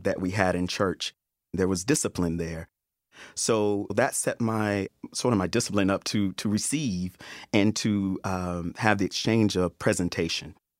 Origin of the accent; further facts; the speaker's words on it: Alabama, United States; how I grew up in Alabama as a Southern black man